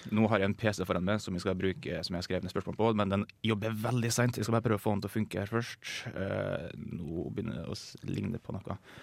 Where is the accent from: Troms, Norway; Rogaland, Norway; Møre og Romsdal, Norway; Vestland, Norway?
Møre og Romsdal, Norway; jeg kommer jo fra Møre og Romsdal